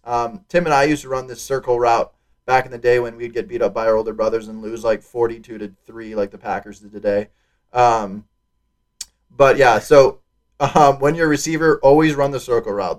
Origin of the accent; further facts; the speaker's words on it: Wisconsin, United States; I'm from Wisconsin